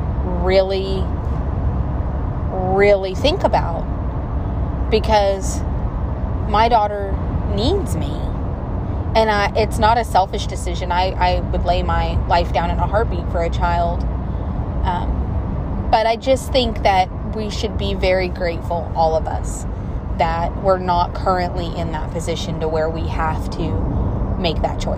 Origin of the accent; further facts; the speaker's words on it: the South, United States; I'm from the South